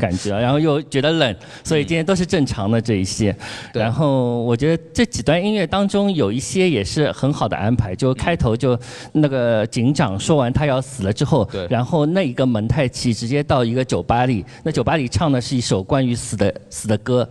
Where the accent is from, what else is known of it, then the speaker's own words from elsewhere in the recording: Shanghai, China; 我们上海人说花菜鸡的地方